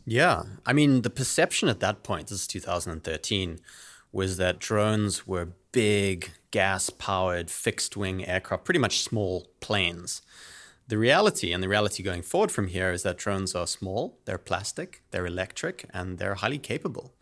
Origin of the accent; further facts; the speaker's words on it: South Africa; moved away as an adult; also born or lived in United Kingdom; now in San Francisco, United States; I'm originally from South Africa. That's where I grew up